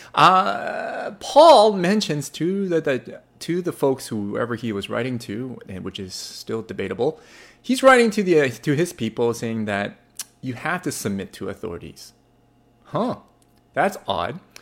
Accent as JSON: {"language": "English", "country": "Canada", "also_born_or_lived": "Burnaby, British Columbia", "said": "I am in a Canadian and I live in Vancouver, British Columbia. Well, Burnaby, British Columbia"}